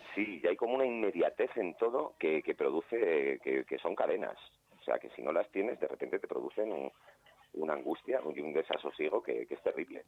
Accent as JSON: {"language": "Spanish", "town": "Alicante", "region": "Valencian Community", "country": "Spain", "tie": "born or raised there", "moved": "as an adult", "lives_now": "Madrid, Spain", "said": "soy de Alicante, pero ya soy, soy madrileño porque llevo 20 años viviendo, viviendo en Madrid"}